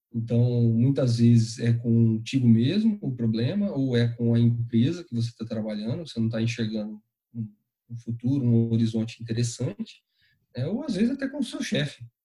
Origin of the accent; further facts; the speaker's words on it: interior of São Paulo, Brazil; moved away; Eu sou natural do interior de São Paulo, cidadezinha bem pequenininha chamada Itaguaí